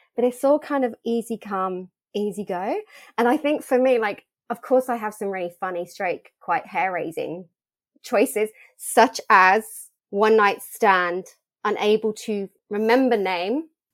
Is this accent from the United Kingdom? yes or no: yes; United Kingdom; born or raised there; moved away as an adult; also born or lived in Australia